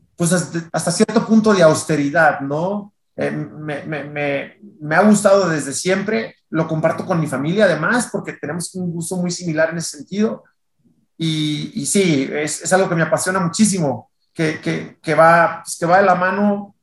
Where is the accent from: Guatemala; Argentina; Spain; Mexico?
Mexico; Tijuana, Baja California; moved away as an adult; also born or lived in Culiacán, Sinaloa / Monterrey; now in Mexico City, Mexico; yo soy de Tijuana, nací en Culiacán, Sinaloa, pero me fui muy chiquito, soy de Tijuana, pero me había mudado a Monterrey, ya tenía en Monterrey casi 11 años viviendo.